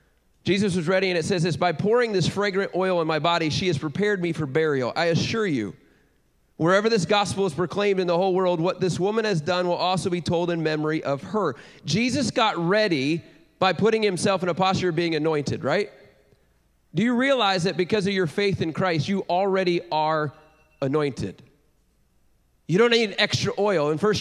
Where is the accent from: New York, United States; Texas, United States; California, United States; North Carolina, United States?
Texas, United States; Richardson; My wife and I, Laura, we just came. We're from Richardson, Texas, and we just came from my little boy's overtime flag football game literally a couple hours ago.